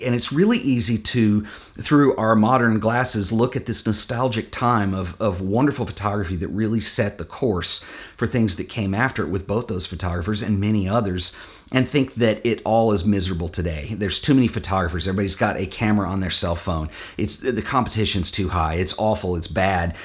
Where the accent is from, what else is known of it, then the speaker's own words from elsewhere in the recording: Fort Worth, Texas, United States; my hometown in Fort Worth here